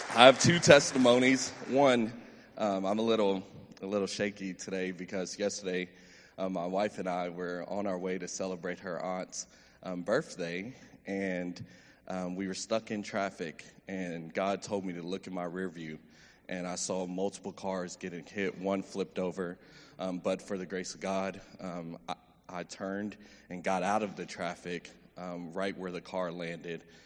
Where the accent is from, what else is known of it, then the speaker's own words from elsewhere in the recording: Meadow Creek, Texas, United States; I grew up in Meadow Creek, um, son of two educators